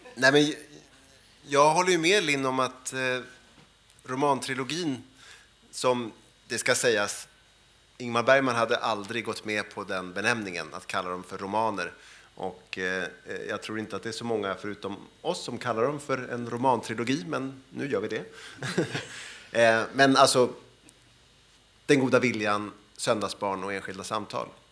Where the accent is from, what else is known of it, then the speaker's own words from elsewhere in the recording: Sweden; som svensk eh, och som, eh, jag är född 1970